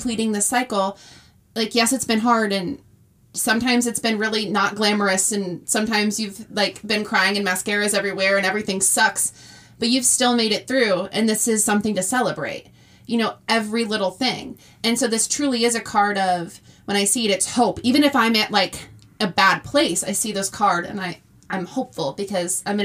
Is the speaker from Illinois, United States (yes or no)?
yes; Illinois, United States; I grew up in the middle of nowhere, Illinois